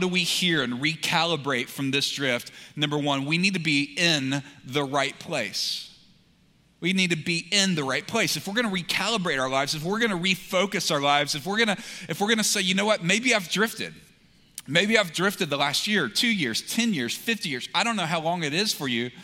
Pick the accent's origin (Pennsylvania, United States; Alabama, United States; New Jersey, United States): Alabama, United States; Montgomery; So I was born in Montgomery, Alabama.